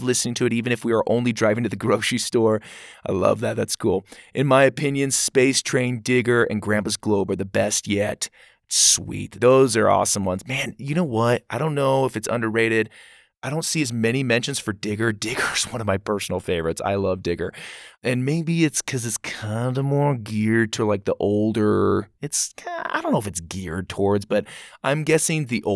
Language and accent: English; Gilbert, Arizona, United States; I'm from Gilbert, close to Phoenix